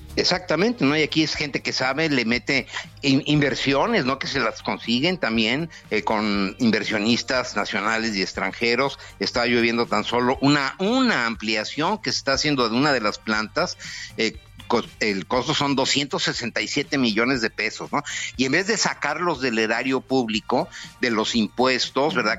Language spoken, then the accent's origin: Spanish; Mexico; estoy en México, digo, no estoy en la Ciudad de México, pero estoy en mi país